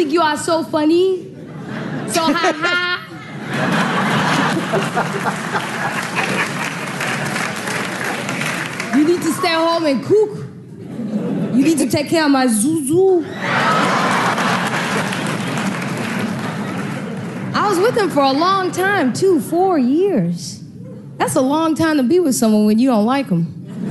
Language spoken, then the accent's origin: English; Chicago, Illinois, United States; I grew up in Chicago.